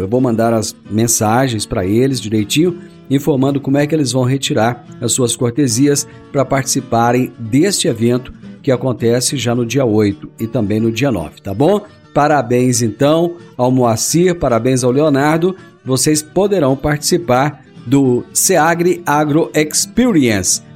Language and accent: Portuguese; Rio Verde, Goiás, Brazil; hoje nós temos orgulho de dizer que somos de Rio Verde das Abóboras